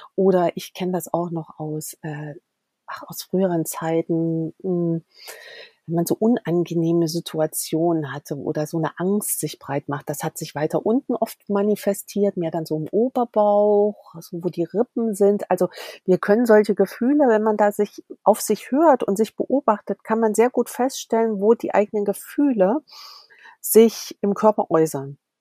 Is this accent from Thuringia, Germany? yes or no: yes; Erfurt, Thuringia, Germany; komme aus Thüringen, gebürtig aus Erfurt